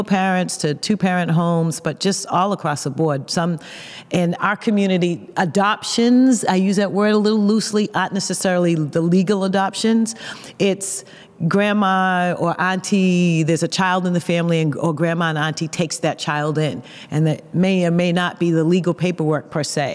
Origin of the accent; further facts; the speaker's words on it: Boston, Massachusetts, United States; accent: Boston; I am a native Bostonian